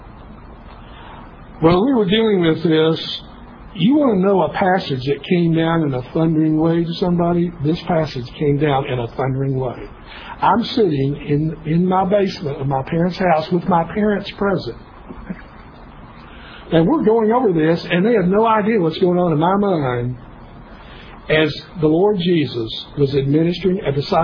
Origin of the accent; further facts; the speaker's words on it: Kingsport, Tennessee, United States; East Tennessee State University was about 25 miles from my hometown, Kingsport